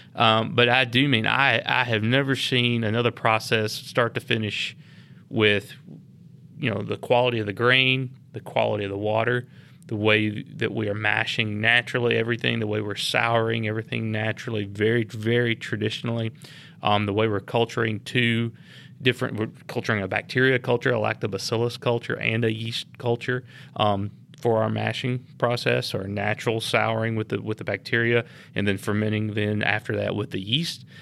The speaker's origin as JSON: {"language": "English", "town": "Lynchburg", "region": "Tennessee", "country": "United States", "tie": "born or raised there", "said": "I grew up here in Lynchburg"}